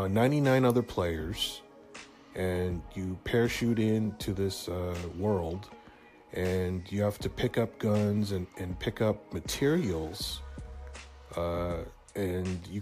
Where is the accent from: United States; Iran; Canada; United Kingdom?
Canada; Hamilton, Ontario; my hometown of Hamilton, Ontario